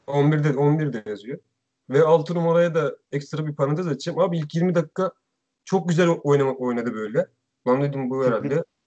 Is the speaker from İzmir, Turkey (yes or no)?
no; Araklı, Trabzon, Turkey; Gerçi ben de Araklıyım